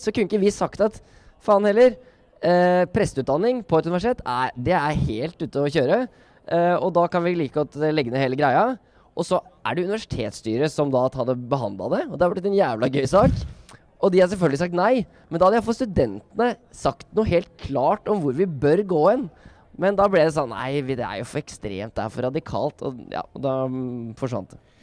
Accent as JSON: {"language": "Norwegian", "region": "Oslo", "country": "Norway", "said": "jeg kommer fra Oslo"}